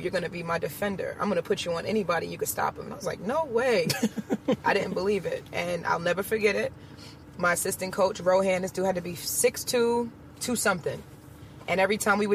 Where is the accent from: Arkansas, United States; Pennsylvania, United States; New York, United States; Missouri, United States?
New York, United States; New York City; also born or lived in Long Island; I lived in Queens until I was about maybe 11. Moved out to Long Island.